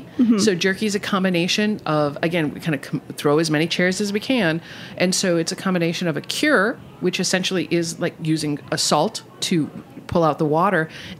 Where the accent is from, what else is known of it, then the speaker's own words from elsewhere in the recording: Midwest, United States; I'm from the Midwest, so I'm cheap and cheerful.